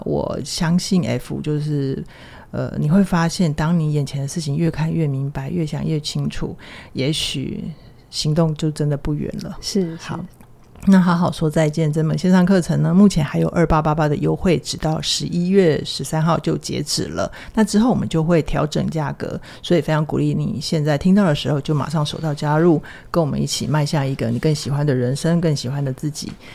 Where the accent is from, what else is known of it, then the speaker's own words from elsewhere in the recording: Taiwan; 我们都是就是在台湾的这样的环境长大